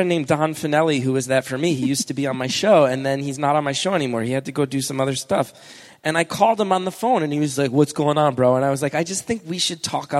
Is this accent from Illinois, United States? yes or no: no; New York, United States; now in California, United States